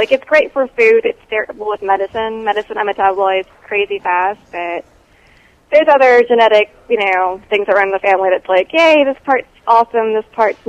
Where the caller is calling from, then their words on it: Texas, United States; I'm in Texas.